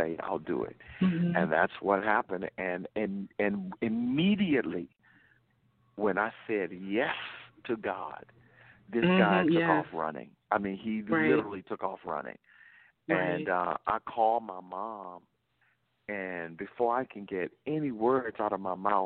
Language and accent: English; Louisiana, United States; moved away; I'm from the South. I'm from Louisiana